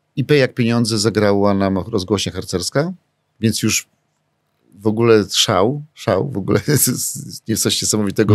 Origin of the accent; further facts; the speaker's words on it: Warsaw, Masovian Voivodeship, Poland; jestem z Mokotowa